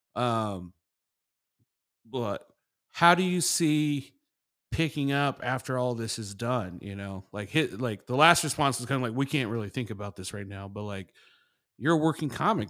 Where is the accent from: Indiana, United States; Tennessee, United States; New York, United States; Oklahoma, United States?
Indiana, United States; Indianapolis; I'm, I'm from there